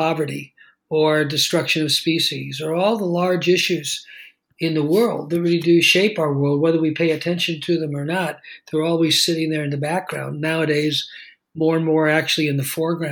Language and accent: English; Los Angeles, California, United States; I grew up in Los Angeles